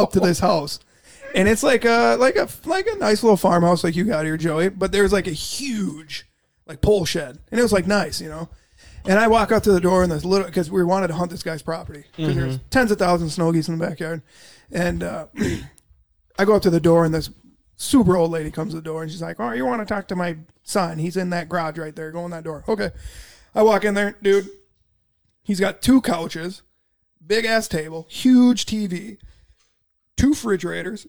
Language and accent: English; Minnesota, United States; I'm from Minnesota